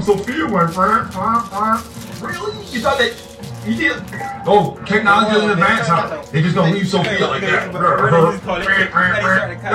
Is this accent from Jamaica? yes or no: yes; Jamaica; now in United States; I'm Jamaican